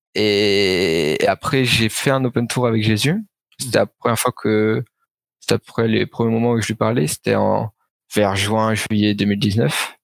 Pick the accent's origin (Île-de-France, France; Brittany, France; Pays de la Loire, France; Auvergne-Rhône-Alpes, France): Île-de-France, France; Suresnes; d'où je viens, je viens du 92 à Suresnes, ouais. euh, à l'ouest de Paris. Euh, du coup, euh, j'ai grandi toujours euh, dans la même ville